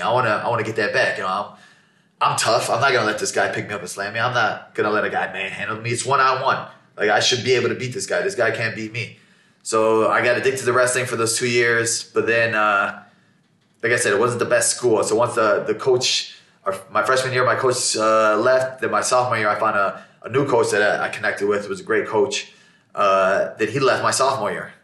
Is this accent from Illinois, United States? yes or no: yes; Chicago, Illinois, United States; growing up in Chicago in a Muslim household